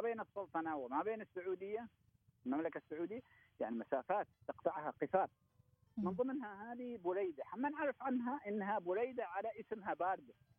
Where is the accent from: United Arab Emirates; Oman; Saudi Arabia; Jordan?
Oman; Jaalan Bani Bu Hassan, Ash Sharqiyah South; خرجت من هنا من بلدتي من فلق المشايخ